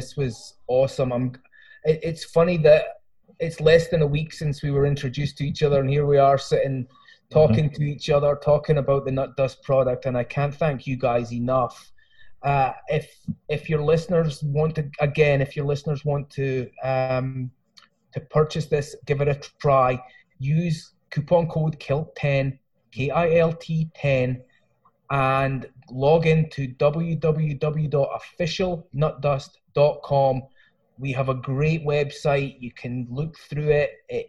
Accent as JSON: {"language": "English", "town": "Lochmaben", "region": "Scotland", "country": "United Kingdom", "lives_now": "United States", "said": "Well, I'm originally from Scotland, but I've lived here for 22 years. So I've got a hybrid Scottish American kind of thing going on. I'm actually from a little village in the south of Scotland called Lochmaben, right next to Lockerbie."}